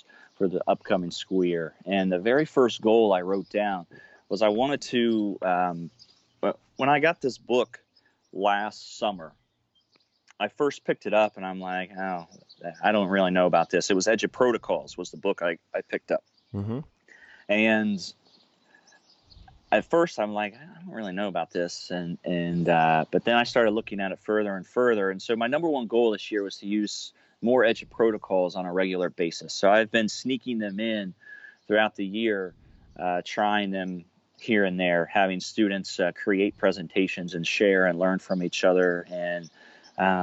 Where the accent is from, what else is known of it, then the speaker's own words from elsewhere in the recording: Cincinnati, Ohio, United States; I'm from Cincinnati, Ohio